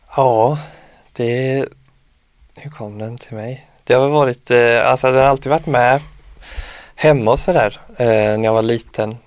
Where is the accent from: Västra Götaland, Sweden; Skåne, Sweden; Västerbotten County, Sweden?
Västra Götaland, Sweden; Jörlanda; also born or lived in Örnsköldsvik; now in Stockholm, Sweden; hemma i Jörlanda